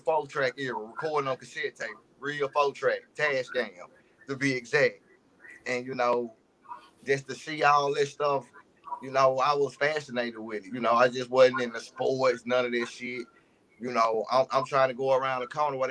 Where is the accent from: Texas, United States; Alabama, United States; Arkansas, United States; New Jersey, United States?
Arkansas, United States; West Memphis; I'm from West Memphis, Arkansas. West Memphis is in Arkansas. It's not Memphis